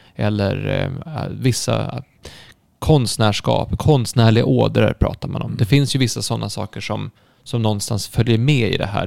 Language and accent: Swedish; Stockholm, Stockholm County, Sweden; jag är född i Stockholm